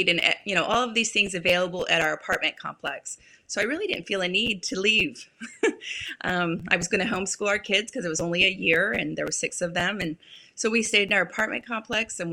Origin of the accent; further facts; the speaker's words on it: California, United States; moved away as an adult; also born or lived in Utah; now in San Antonio, United States; I was raised in California